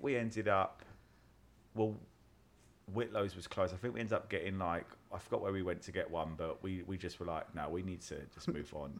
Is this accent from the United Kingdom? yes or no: yes; United Kingdom; I'm British